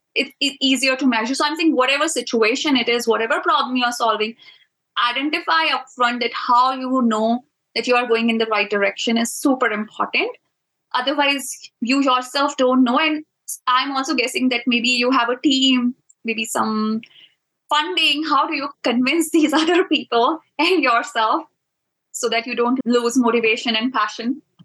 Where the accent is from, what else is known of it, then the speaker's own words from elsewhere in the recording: India; I'm from India